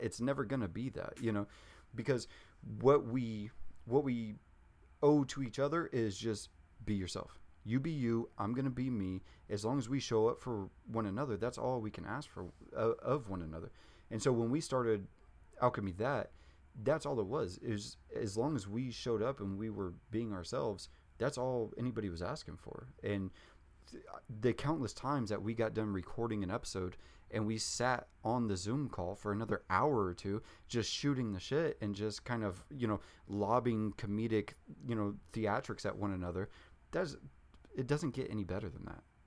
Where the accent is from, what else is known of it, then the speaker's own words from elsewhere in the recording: Junction City, Kansas, United States; I grew up in Junction City, Kansas. It's like thirty thousand people.